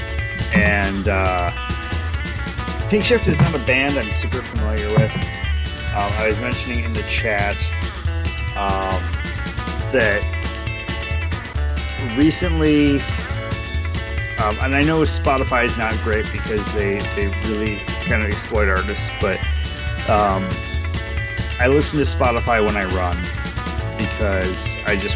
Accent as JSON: {"language": "English", "country": "United States", "first_language": "English", "said": "my native English, because I am an American, and I have an American skill with foreign languages"}